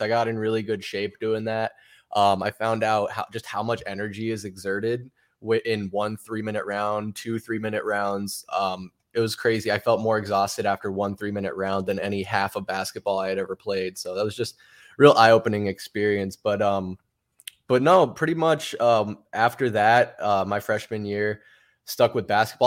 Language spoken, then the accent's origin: English; Arizona, United States; I was born and raised right here in Arizona